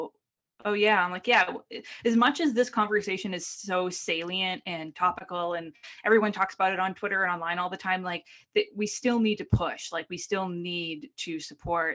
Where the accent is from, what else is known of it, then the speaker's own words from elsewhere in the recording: Boston, Massachusetts, United States; I grew up in New England in like a very, you know, Irish white place